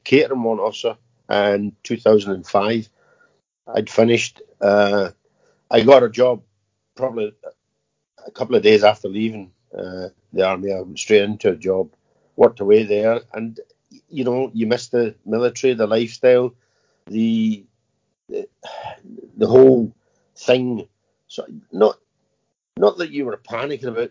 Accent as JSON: {"language": "English", "town": "Glasgow", "region": "Scotland", "country": "United Kingdom", "tie": "born or raised there", "moved": "as an adult", "lives_now": "Northern Ireland, United Kingdom", "said": "I was born in Glasgow. My parents were born in Glasgow. My grandparents are Irish, but we grew up in Scotland"}